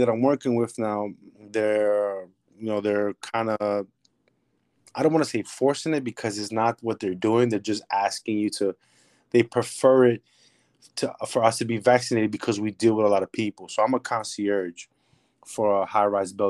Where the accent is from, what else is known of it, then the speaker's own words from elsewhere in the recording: New York City, New York, United States; I'm from the Bronx, New York